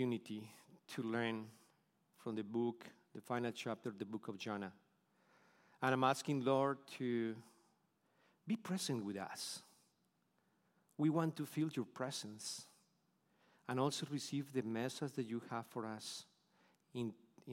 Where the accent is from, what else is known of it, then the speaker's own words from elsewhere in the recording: Bogotá, Colombia; English is a second language; moved away as an adult; now in Houston, United States; originally, we were from Bogota, Colombia, South America